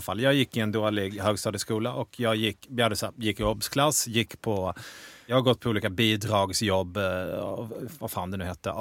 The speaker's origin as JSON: {"language": "Swedish", "town": "Malmö", "region": "Skåne", "country": "Sweden", "tie": "born or raised there", "said": "Jag är uppvuxen i Malmö"}